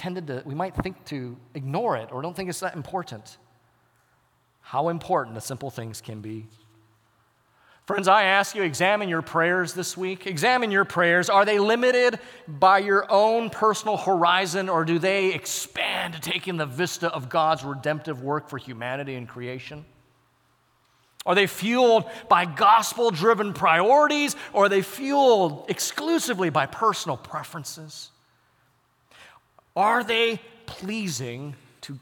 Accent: United States; I'm embedded in a cultural context as an American

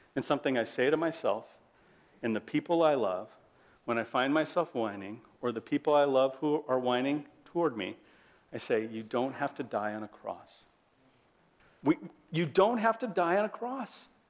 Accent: United States; As an American

